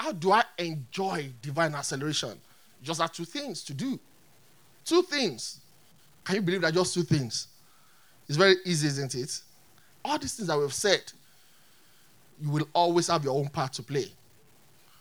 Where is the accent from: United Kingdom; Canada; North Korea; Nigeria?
Nigeria; I'm a Nigerian.